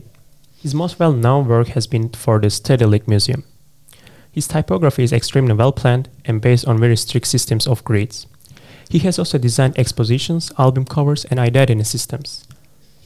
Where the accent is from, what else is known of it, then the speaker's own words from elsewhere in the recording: Turkey; now in Louisiana, United States; I'm from Turkey